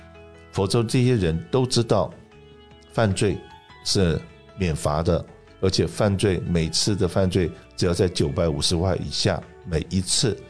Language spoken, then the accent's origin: Chinese; China; now in Los Angeles, United States; 我们中国人的第一桶金都是努力工作、赚钱、存钱，存的第一桶金来创业